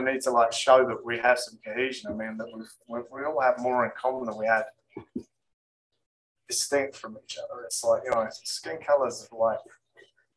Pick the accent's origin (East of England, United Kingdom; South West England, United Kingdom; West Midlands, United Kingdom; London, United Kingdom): East of England, United Kingdom; East Anglia; now in Florida, United States; in England, I come from East Anglia